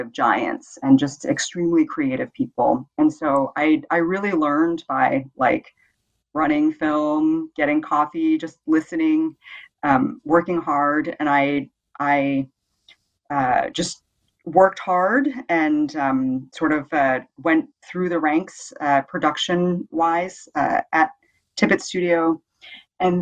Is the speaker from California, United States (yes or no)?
yes; Bay Area, California, United States; moved away as an adult; now in Denmark; I'm from the Bay Area in California